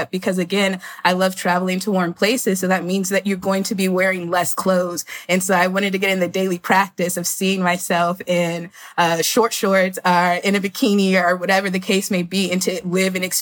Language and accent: English; Florida, United States; now in Brooklyn, New York, United States; I currently live in Brooklyn, New York. I'm originally from Florida